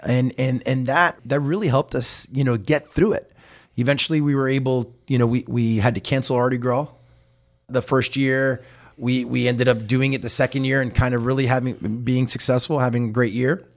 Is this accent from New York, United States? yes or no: no; Hialeah, Florida, United States; I was born and raised in the Miami area, actually Hialeah